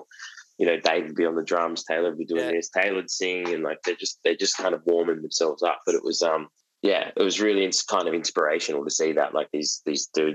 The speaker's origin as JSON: {"language": "English", "town": "Gold Coast", "region": "Queensland", "country": "Australia", "moved": "yes", "lives_now": "Melbourne, Australia", "said": "we're from the Gold Coast originally, so it's a similar vibe."}